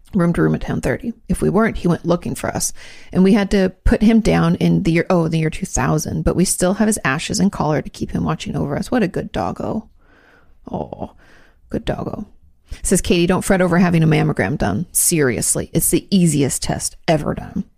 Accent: Joint Base Lewis-McChord, Washington, United States; moved away; I grew up outside of the Lewis McCord base.

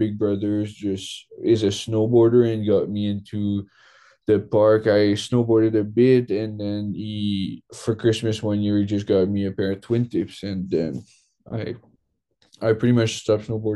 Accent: Eastman, Quebec, Canada; moved away as an adult; also born or lived in Sherbrooke, Quebec; now in British Columbia, Canada; originally I'm from Quebec

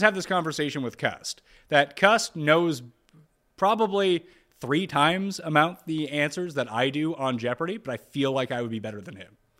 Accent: Canada; growing up in Canada

